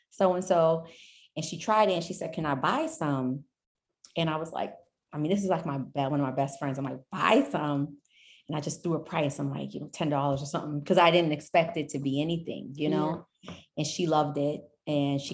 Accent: New York, United States; also born or lived in Nashville; I'm originally was born in Nashville, but I'm from New York

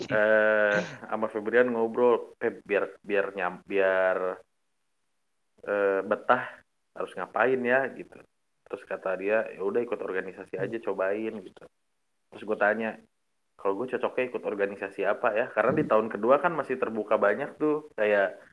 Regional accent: Bandung, West Java, Indonesia; Uh, dari Bandung, gue dari Bandung

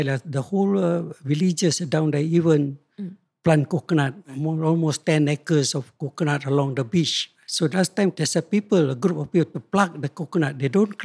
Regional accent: Singapore; I was born at Pasir Ris in 1944.

